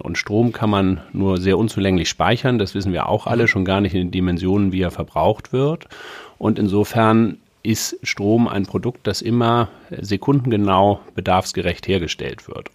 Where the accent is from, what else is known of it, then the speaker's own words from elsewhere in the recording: Hamburg, Germany; bin Hamburger